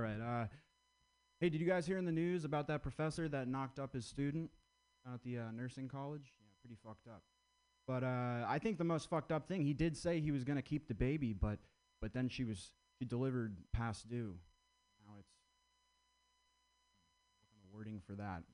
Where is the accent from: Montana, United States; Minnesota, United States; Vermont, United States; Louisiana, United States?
Vermont, United States; I grew up in Vermont